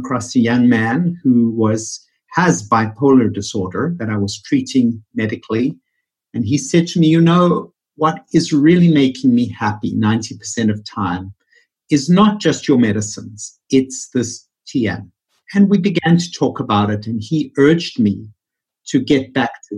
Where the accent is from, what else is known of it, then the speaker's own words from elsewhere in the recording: Johannesburg, Gauteng, South Africa; moved away as an adult; also born or lived in New York City; now in Bethesda, United States; born and raised in Johannesburg, South Africa, which is where my funny accent comes from.